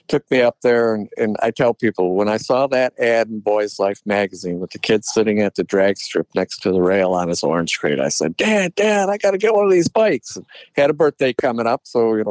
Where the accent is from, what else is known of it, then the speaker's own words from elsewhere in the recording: Detroit, Michigan, United States; I grew up in a car family. I'm from the Detroit area